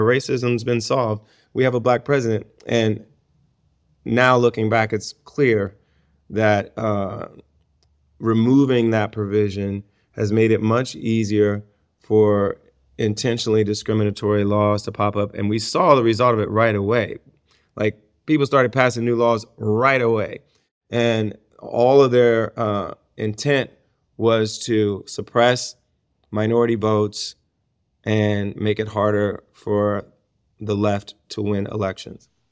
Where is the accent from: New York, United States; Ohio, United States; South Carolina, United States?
Ohio, United States; my home state of Ohio